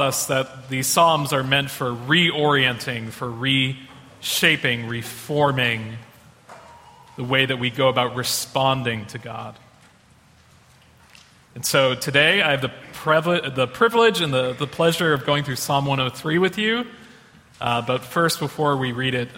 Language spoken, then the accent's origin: English; Boston, Massachusetts, United States; moved away; I'm from Boston, Massachusetts.